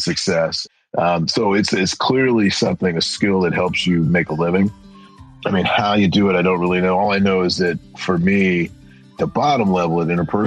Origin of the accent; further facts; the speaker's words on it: Washington, District of Columbia, United States; moved away as an adult; also born or lived in Prince George's County, Maryland; I'm a product of Chocolate City, Washington, D.C., in the 60s and 70s.